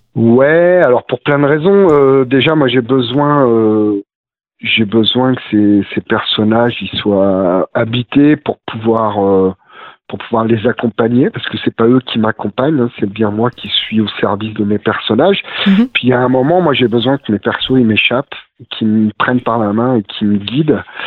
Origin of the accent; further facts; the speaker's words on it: Romans-sur-Isère, Auvergne-Rhône-Alpes, France; moved away as an adult; now in Vercors, France; j'ai grandi sur Roman euh, Roman sur Isère, à côté de, de Valence